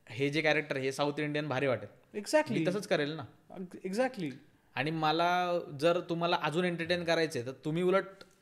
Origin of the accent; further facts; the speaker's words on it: Maharashtra, India; माझं उत्तर असं आहे त्याच्यावरती की मी मराठी आहे मला खूप अभिमान आहे